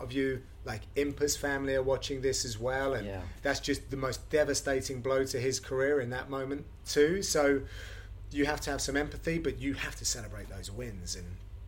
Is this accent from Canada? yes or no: no; United Kingdom; as a British broadcaster